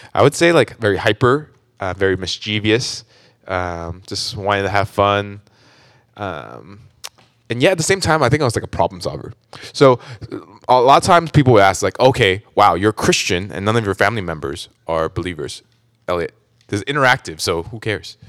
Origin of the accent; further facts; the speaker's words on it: Orange County, California, United States; born and raised in Orange County, actually.